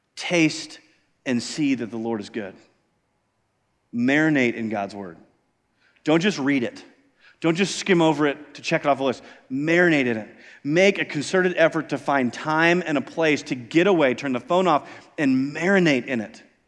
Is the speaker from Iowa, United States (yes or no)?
yes; Iowa, United States; moved away; I grew up in Iowa